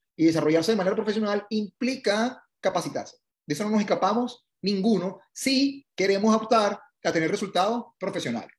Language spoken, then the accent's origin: Spanish; Venezuela; moved away as an adult; also born or lived in Italy; now in United States; me gradué de ingeniero en, en, Venezuela.